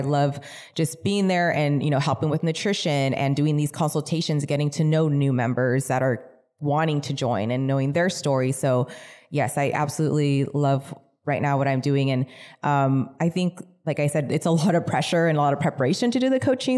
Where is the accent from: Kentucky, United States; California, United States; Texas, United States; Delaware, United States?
California, United States; also born or lived in Mission Viejo, Orange County, California; pretty much raised in the desert